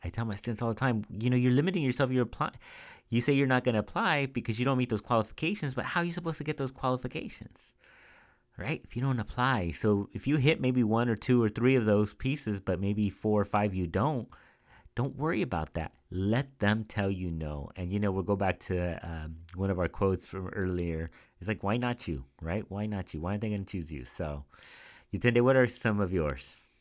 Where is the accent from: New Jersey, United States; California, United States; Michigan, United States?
California, United States; Central Valley; moved away as an adult; now in Bay Area, United States; I grew up in the Central Valley, which is a smaller town